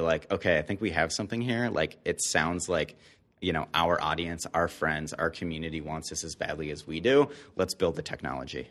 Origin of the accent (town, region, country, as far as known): Detroit, Michigan, United States; born or raised there; moved away; also born or lived in Canada